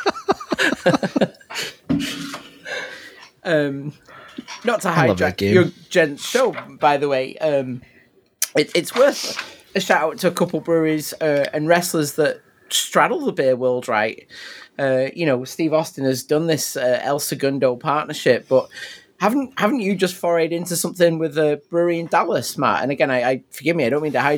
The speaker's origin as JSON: {"language": "English", "region": "England", "country": "United Kingdom", "moved": "yes", "said": "as an English person"}